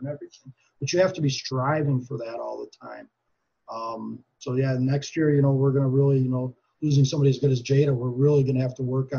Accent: Green Bay, Wisconsin, United States; growing up in Green Bay

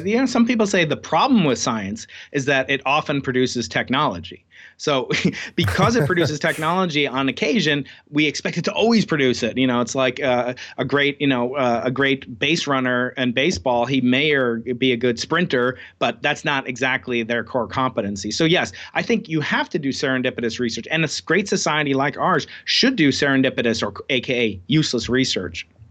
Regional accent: Long Island, New York, United States; born or raised there

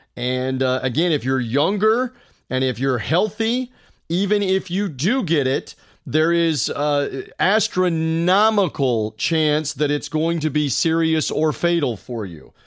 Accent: East Tennessee, United States; moved away; also born or lived in Tampa, Florida; I grew up in Tennessee before moving to Tampa

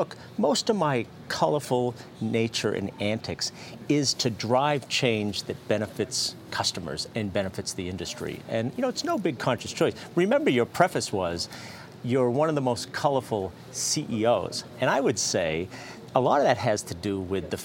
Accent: Fitchburg, Massachusetts, United States; I was born in Fitchburg, Massachusetts. Five brothers and sisters in my family with one bathroom

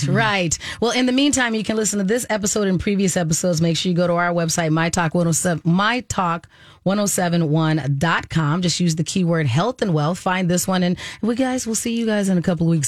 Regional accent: Arizona, United States; I took Spanish, of course, because I grew up in Arizona

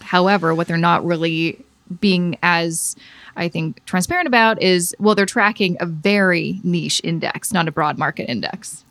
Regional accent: Canada; As a Canadian

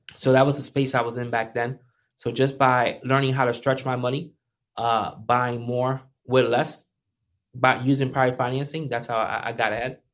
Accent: Paterson, New Jersey, United States; I'm from Patterson.

